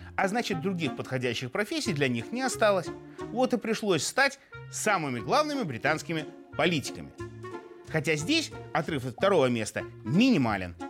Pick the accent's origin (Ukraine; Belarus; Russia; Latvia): Belarus; мы белорусы